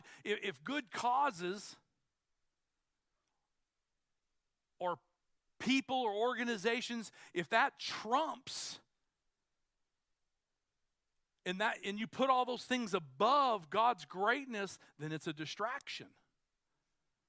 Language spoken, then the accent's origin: English; United States; I'm an American